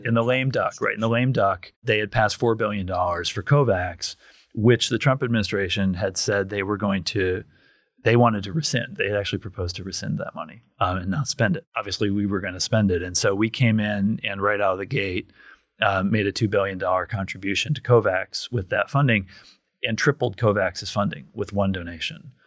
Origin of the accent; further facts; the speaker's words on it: Kent County, Michigan, United States; I grew up in Kent County, Michigan